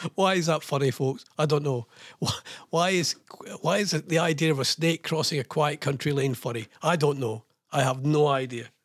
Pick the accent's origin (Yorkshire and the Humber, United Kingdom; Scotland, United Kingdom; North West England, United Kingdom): Scotland, United Kingdom; I'm Scottish.